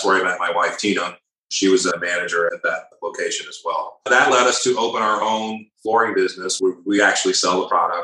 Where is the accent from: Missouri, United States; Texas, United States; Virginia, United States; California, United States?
Virginia, United States; Northern; moved away as an adult; also born or lived in Tulsa, Oklahoma / Dallas / Atlanta / Chicago; Tulsa, Oklahoma, which is where I was born. Didn't grow up there. I grew up in Northern Virginia, came back to Tulsa after high school